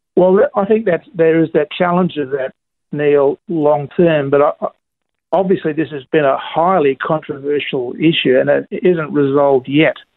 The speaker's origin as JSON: {"language": "English", "region": "Queensland", "country": "Australia", "said": "I'm, I'm a Queenslander. I'm not a, I'm not a Melbourneian"}